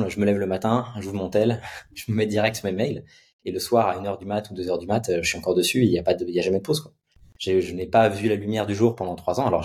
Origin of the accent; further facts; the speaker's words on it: Nantes, Pays de la Loire, France; À Nantes. Ok. À Nantes. J'étais à Nantes